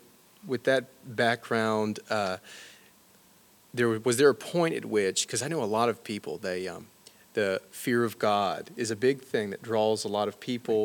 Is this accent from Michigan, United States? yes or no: no; Alabama, United States; I'm from Alabama